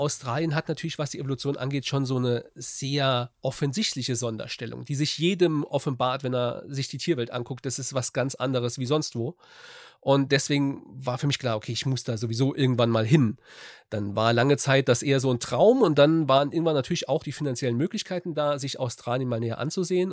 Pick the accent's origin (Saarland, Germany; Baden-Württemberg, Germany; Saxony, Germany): Saarland, Germany; ich komme aus dem Saarland, ähm, Südwesten von Deutschland